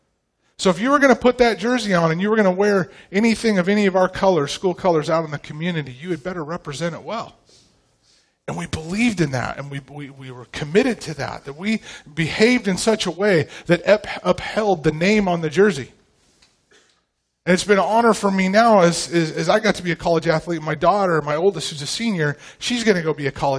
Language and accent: English; Pacific Northwest, United States; moved away as an adult; now in Tomball, Texas, United States; I grew up in the Pacific Northwest